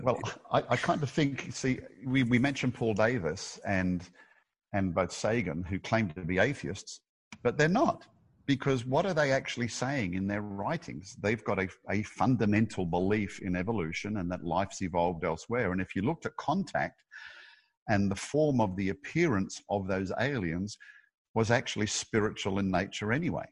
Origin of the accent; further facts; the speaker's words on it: Australia; I'm an Aussie